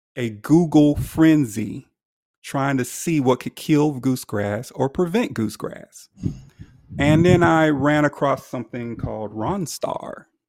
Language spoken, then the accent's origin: English; Alabama, United States; moved away as an adult; now in Nashville, United States; I originated from Alabama